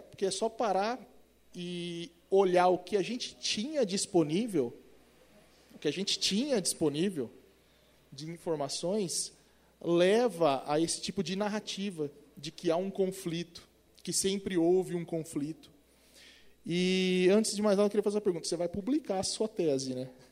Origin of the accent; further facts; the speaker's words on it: Presidente Prudente, São Paulo, Brazil; accent: caipira; Eu sou caipira do interior de São Paulo, presidente prudente